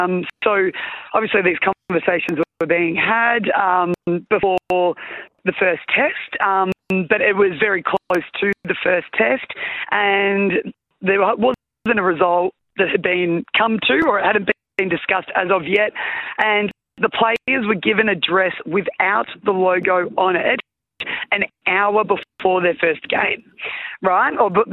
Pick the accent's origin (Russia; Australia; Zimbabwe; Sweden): Australia; that was one of the most proudest moments I've ever had of being an Australian netballer.